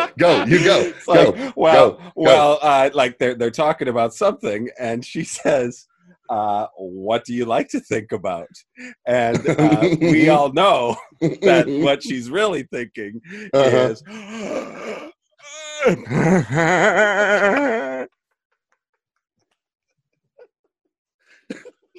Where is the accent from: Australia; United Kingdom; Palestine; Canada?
Canada; as a Canadian.